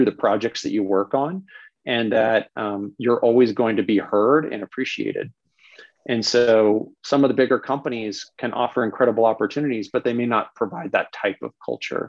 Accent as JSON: {"language": "English", "area": "Bay Area", "region": "California", "country": "United States", "tie": "born or raised there", "moved": "yes", "said": "I'm originally from the Bay Area. I grew up down there."}